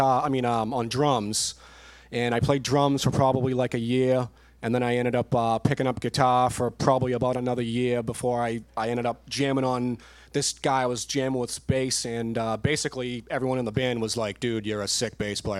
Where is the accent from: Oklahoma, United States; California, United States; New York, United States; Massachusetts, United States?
Massachusetts, United States; Weymouth; now in Holbrook, United States; I currently live in Holbrook, Mass. I'm from Weymouth.